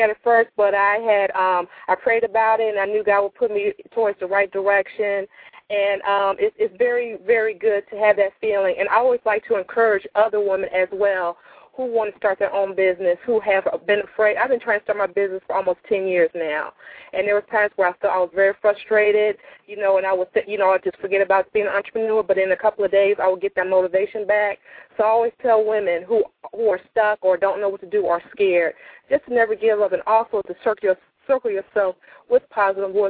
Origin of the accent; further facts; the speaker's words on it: Chicago, Illinois, United States; I'm from Chicago, Illinois, and I have just started to step into the beauty industry